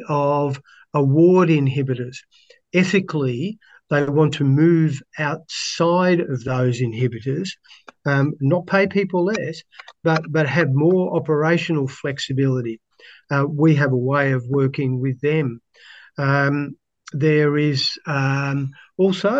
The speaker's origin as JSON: {"language": "English", "town": "Melbourne", "region": "Victoria", "country": "Australia", "tie": "born or raised there", "said": "I grew up in Melbourne"}